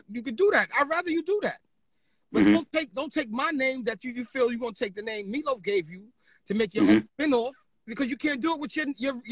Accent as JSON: {"language": "English", "town": "New York City", "region": "New York", "country": "United States", "tie": "born or raised there", "also_born_or_lived": "Brooklyn", "said": "I grew up in Harlem, but my essence is Brooklyn."}